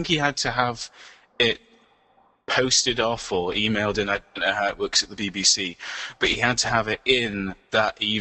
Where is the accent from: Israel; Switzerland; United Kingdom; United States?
United Kingdom; York, Yorkshire and the Humber; that's an inside joke because I come from from York